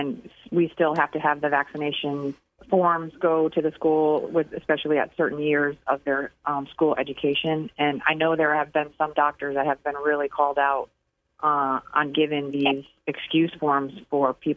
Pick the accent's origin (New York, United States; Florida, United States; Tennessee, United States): Florida, United States; Fort Lauderdale; also born or lived in Michigan; I grew up in Fort Lauderdale and then went to Michigan State.